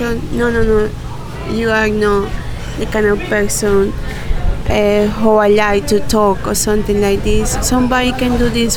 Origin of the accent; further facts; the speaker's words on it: Colombia; English is a second language; now in Tulum, Mexico; I'm from Colombia, and I live here in Tulum